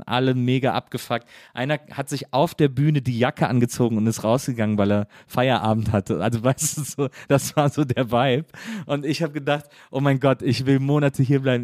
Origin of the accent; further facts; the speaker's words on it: Wesseling, North Rhine-Westphalia, Germany; ich komme aber aus Wesseling, das liegt zwischen Köln und Bonn